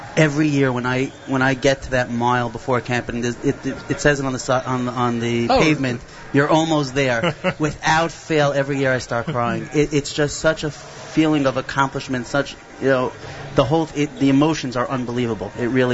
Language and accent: English; Flatbush, New York, United States